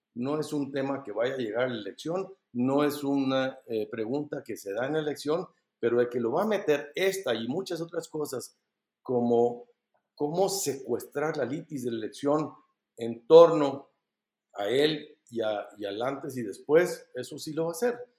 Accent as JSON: {"language": "Spanish", "country": "Mexico", "said": "Somos los mexicanos"}